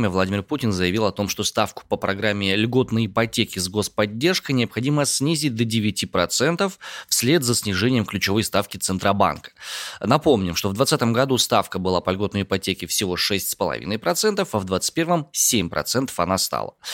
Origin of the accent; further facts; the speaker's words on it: Krasnoyarsk, Krasnoyarsk Krai, Russia; я из Красноярска.